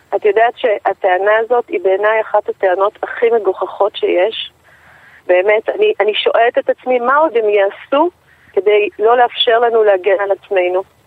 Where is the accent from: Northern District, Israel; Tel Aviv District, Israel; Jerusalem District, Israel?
Jerusalem District, Israel; Jerusalem; moved away; אני גדלתי בירושלים.